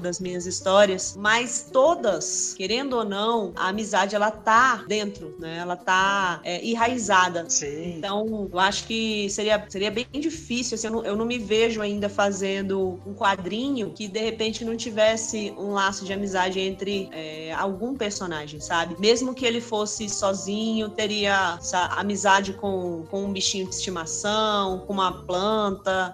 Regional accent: Brasília, Federal District, Brazil; Sou de Brasília, nascida, criada por aqui

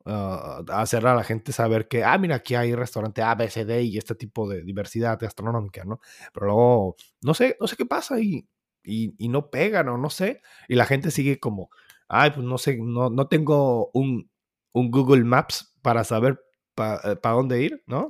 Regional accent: Mexico; nosotros somos mexicanos

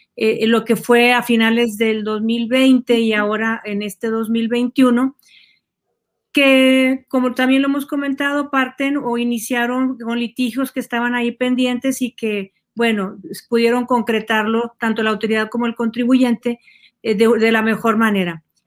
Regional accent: Mexico; generamos ingresos en nuestro país

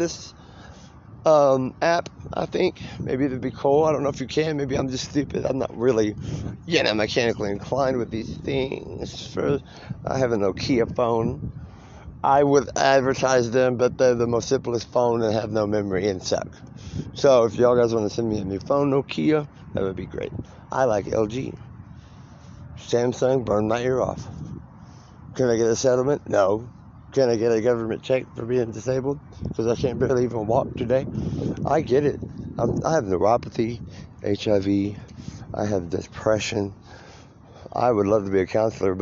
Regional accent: Marlow, Oklahoma, United States; moved away; also born or lived in Colorado; I came from Marlow, Oklahoma, where you could do that and lived across the street from your third grade teacher

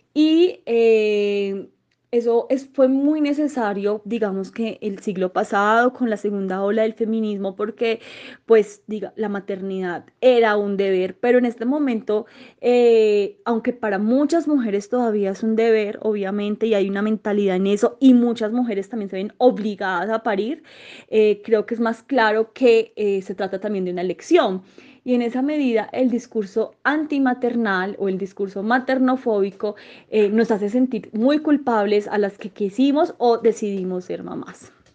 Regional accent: Manizales, Caldas, Colombia; now in Bogotá, Colombia; soy de Manizales. Eh, vivo en Bogotá actualmente, pero pronto viviré en Medellín

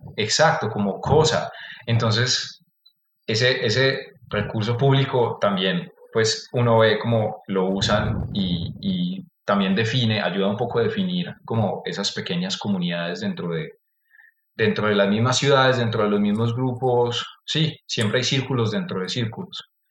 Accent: Antioquia, Colombia; accent: paisa; mi acento paisa, que se escucha fuerte

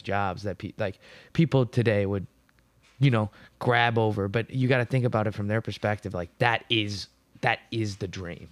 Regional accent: United States; we are the first people really that grew up in America from our generations

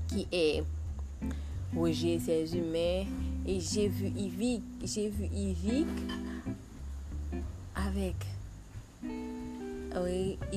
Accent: Haiti; Je di goud parce que je vis en Haïti. Je suis Haïtienne.

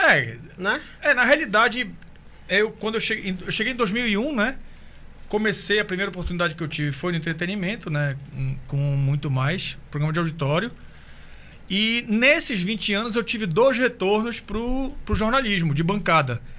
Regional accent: Belém, Pará, Brazil; Sou de Belém do Pará.

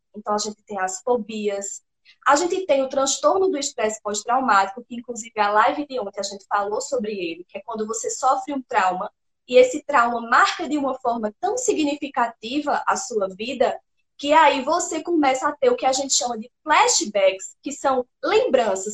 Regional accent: Pernambuco, Brazil; sou pernambucana, sertaneja do interior de Pernambuco

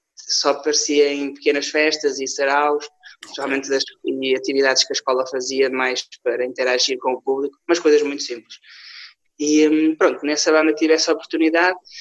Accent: Paços de Ferreira, Porto District, Portugal; todo o vídeo é gravado em Passo Ferreira. Eu também tento uh, mostrar um bocadinho daquilo onde eu, onde eu pertenço, onde eu vivo

